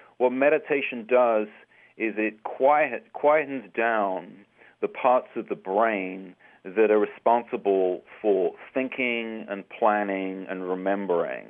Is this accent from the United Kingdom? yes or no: yes; England, United Kingdom; growing up in England many years ago